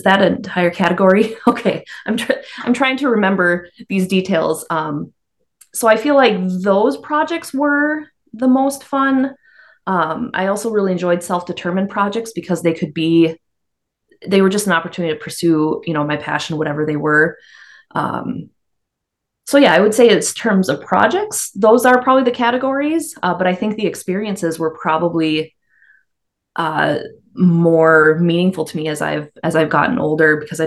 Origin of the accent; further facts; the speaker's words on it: Stevens County and Douglas County, Minnesota, United States; I grew up in Stevens County and then Douglas County